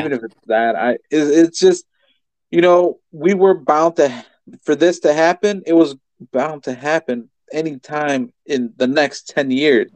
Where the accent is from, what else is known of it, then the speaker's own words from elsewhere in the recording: United States; We're just American